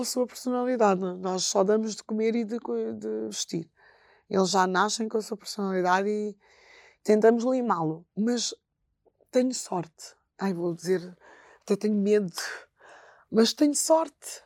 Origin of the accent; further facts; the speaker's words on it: Bissau, Guinea-Bissau; moved away; em Bissau eh, que é a minha terra